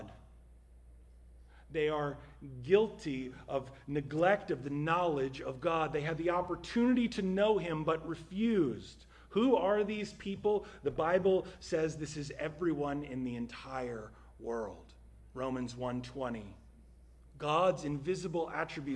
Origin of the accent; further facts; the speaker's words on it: New Jersey, United States; my home state of New Jersey